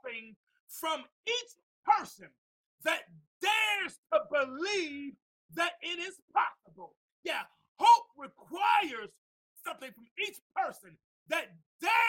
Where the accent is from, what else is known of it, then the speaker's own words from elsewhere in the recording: Mount Vernon, New York, United States; also born or lived in Tuscaloosa, Alabama; I came from Mount Vernon, New York, to visit my grandmother in Tuscaloosa, Alabama